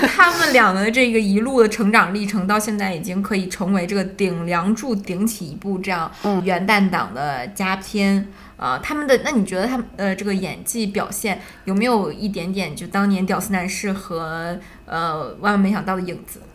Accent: Harbin, Heilongjiang, China; moved away; 我老家哈尔滨的某个区

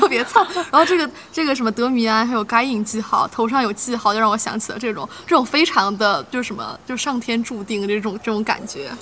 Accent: China; 但是我们中国人最熟悉的这个所谓的逆社会时钟

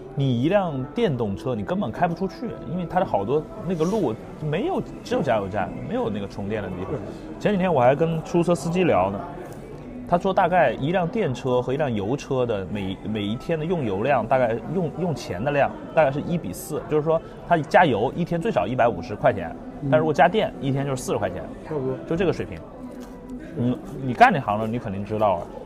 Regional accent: Guilin, Guangxi, China; 就是有点像我老家桂林

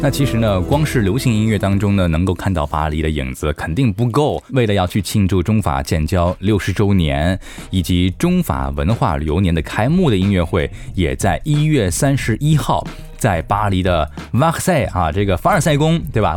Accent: China; 我们中国人

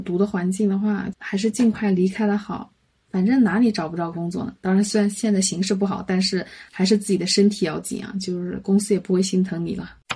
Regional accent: Hubei, China; 我们湖北人

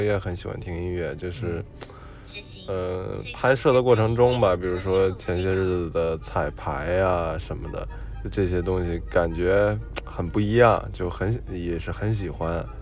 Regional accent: Beijing, China; accent: light Beijing accent; 我的朋友说我的口音还是算那挺轻的

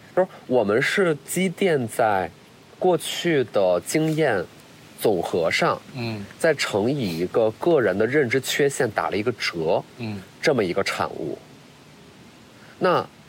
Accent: Qiqihar, Heilongjiang, China; moved away; 我会很贪恋我自己东北人的身份

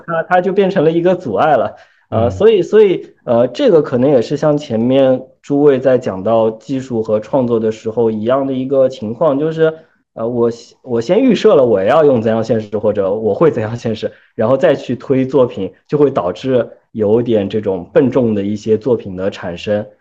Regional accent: China; 作为我们中国人

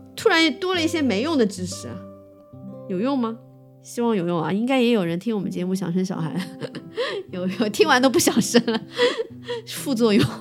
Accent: Shanghai, China; 同济口腔医院，在延长中路的这一家。因为以前我，我，我小时候就住在那里，然后这家医院就在我家对面

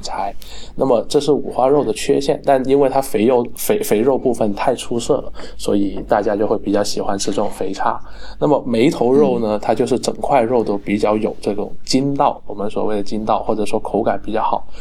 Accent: Guangdong, China; 咱们广东人比较亲切直接嘛

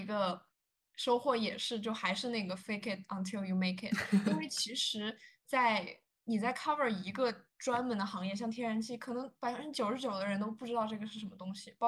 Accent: China; now in United States; 反而是我们中国人对自己的要求会更高一点

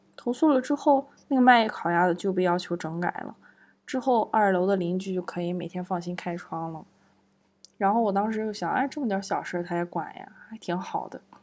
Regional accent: Zibo, Shandong, China; moved away as an adult; 我作为一个普通的老百姓，我能够感受到我们城市的活力

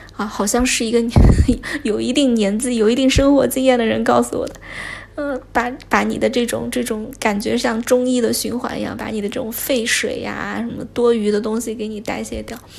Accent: Chengdu, Sichuan, China; now in Shanghai, China; 因为我本身是一个成都人

